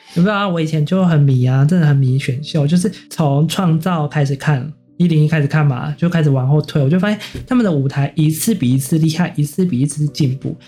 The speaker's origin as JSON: {"language": "Chinese", "country": "Taiwan", "said": "不过我觉得我们台湾人这么成功"}